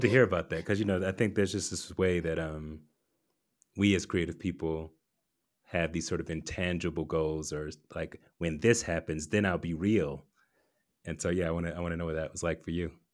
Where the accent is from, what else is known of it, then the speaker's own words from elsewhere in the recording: Atlanta, Georgia, United States; I grew up in Atlanta